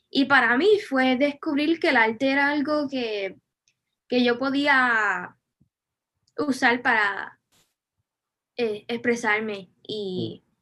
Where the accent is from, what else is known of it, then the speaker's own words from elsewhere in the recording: Vega Baja, Puerto Rico; Sí, pues yo soy de Vega Baja, pero no viví aquí toda mi vida. Me mudé a Puerto Rico a los siete años porque mi papá es militar y pues moved around un poquito hasta tenía siete años